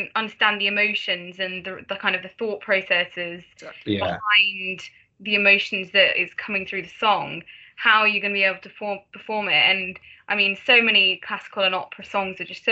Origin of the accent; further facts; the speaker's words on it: England, United Kingdom; As an English person